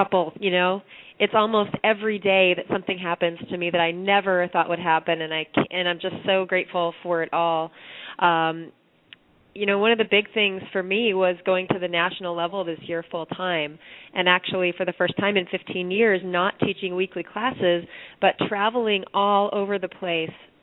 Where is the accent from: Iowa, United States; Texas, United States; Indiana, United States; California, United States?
Iowa, United States; Iowa City; now in Brooklyn, United States; my hometown of Iowa City, Iowa, where I was a paper girl for a newspaper